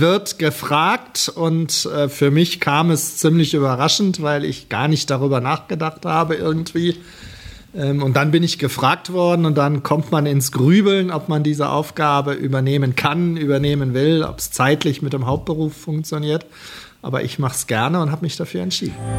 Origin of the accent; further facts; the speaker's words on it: Germany; als Deutsche